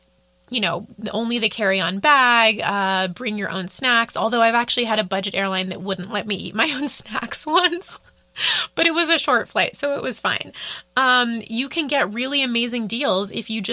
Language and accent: English; United States; first language English; as an American